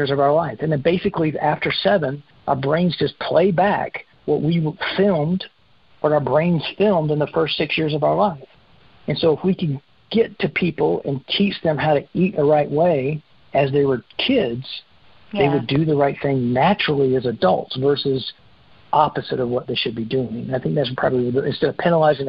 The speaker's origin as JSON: {"language": "English", "region": "South Carolina", "country": "United States", "tie": "born or raised there", "said": "I grew up in South Carolina. I spent my first 30 years in South Carolina eating that diet"}